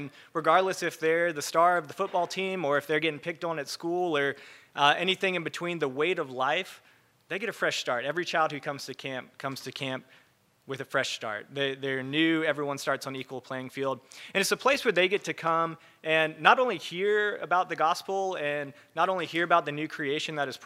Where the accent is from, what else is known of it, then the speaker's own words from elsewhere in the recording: Charleston, South Carolina, United States; I grew up in Charleston area